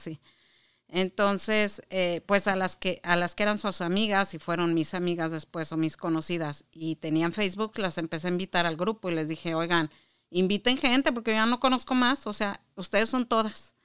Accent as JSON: {"language": "Spanish", "region": "Chihuahua", "country": "Mexico", "tie": "born or raised there", "also_born_or_lived": "Mexico City / Monterrey / Juárez / Saltillo", "moved": "as an adult", "lives_now": "Michigan, United States", "said": "yo nací en el DF, bueno, lo que era en el DF, y eh, a los 10 años nos fuimos a vivir a Chihuahua por trabajo de mi papá. Y ahí me crié"}